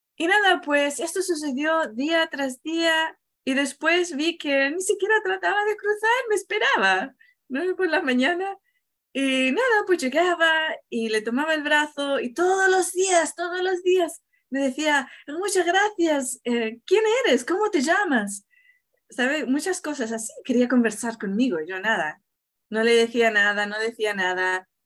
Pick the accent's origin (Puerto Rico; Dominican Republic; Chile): Chile; yo vengo de, yo nací en Chile